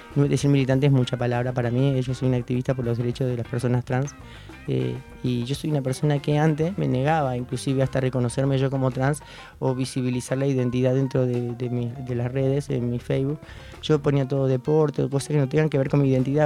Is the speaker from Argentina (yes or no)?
yes; Pilar, Buenos Aires Province, Argentina; yo soy de Pilar, venía de Pilar